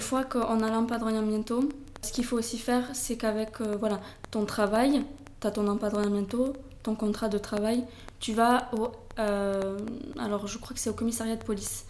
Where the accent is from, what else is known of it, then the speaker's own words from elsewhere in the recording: Toulouse, Occitania, France; moved away as an adult; also born or lived in United States; now in Barcelona, Spain; je suis originaire de Toulouse ça s'entend mon accent